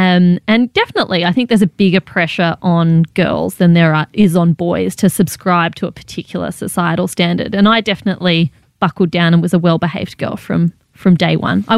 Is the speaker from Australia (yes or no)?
yes; Canberra, Australian Capital Territory, Australia; moved away; also born or lived in Malaysia; I grew up in Canberra, but I spent some time as a kid in Malaysia as well.